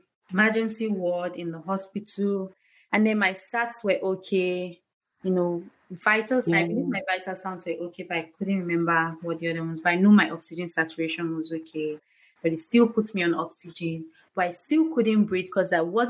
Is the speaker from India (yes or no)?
no; Warri, Delta, Nigeria; moved away; also born or lived in Lagos; I did my house job in Lagos, I grew up in Warri. My mom was in Delta State